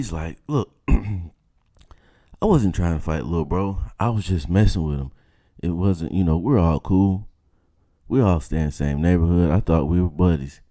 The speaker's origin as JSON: {"language": "English", "region": "South Georgia", "country": "United States", "tie": "born or raised there", "said": "When you're growing up in South Georgia, your recreational options are very limited"}